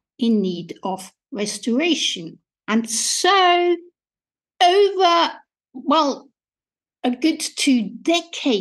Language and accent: English; Austria; English is a second language; moved away as an adult; now in England, United Kingdom; as you might be able to hear from my accent, I was born and educated in Austria and came to England in 1989